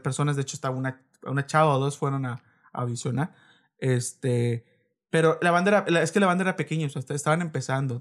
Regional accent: Reynosa, Tamaulipas, Mexico; also born or lived in Veracruz; yo nací en Veracruz y llevo toda mi vida aquí en Reynosa

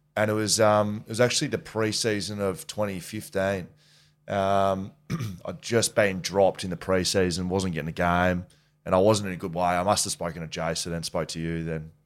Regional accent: Geelong, Victoria, Australia; I'm from Geelong

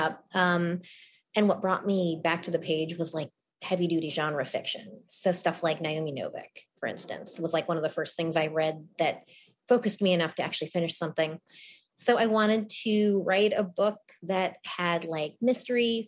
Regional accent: suburbs of Chicago, Illinois, United States; So I was born in Chicago, but then I moved as a small kid to the suburbs. That's where I grew up.

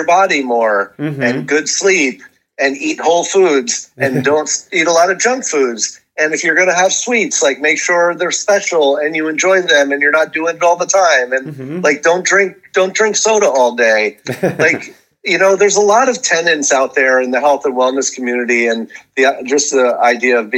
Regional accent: Hudson River, 60 miles north of New York City, United States; I grew up on the on the Hudson River, 60 miles north of the city

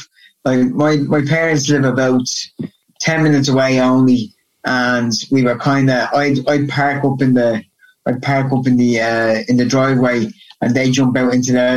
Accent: Dublin, Leinster, Ireland; moved away as an adult; also born or lived in Portmarnock / United States; now in Dublin, Ireland; I'm from originally from Kilmarnock in Talla, which is on the south side, west side of Dublin. And I lived there until I was about 12. I moved over the north side to Portmarnock.

